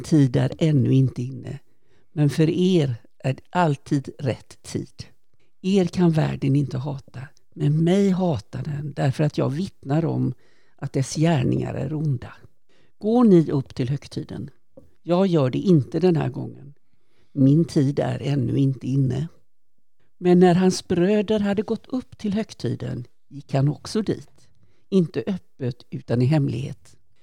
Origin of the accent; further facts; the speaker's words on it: Kungsbacka, Halland County, Sweden; är född och uppvuxen i Kungsbacka